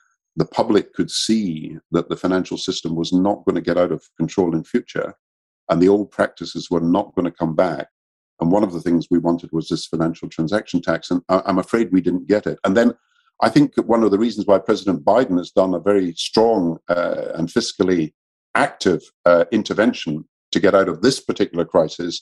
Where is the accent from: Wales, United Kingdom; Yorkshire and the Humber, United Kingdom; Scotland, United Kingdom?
Scotland, United Kingdom; I'm Scottish and British